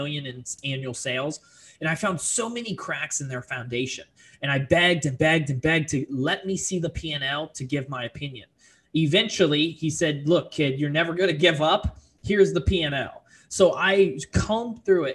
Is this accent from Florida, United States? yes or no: yes; Fort Lauderdale, Florida, United States; also born or lived in Orlando; now in Charlotte, United States; I'm originally from South Florida, Fort Lauderdale to be exact. I grew up in a duplex